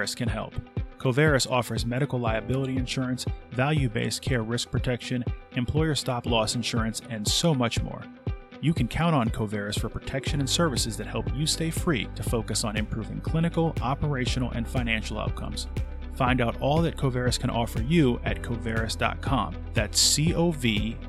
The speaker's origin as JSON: {"language": "English", "region": "New Jersey", "country": "United States", "tie": "born or raised there", "also_born_or_lived": "Northeast Philadelphia", "moved": "yes", "said": "a native of New Jersey myself"}